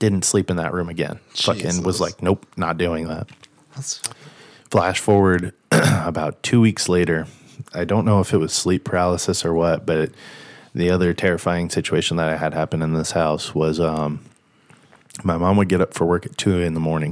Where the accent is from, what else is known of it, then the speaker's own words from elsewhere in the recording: Rancho Cucamonga, California, United States; I was born in California, and most of my younger years I lived in Rancho Cucamonga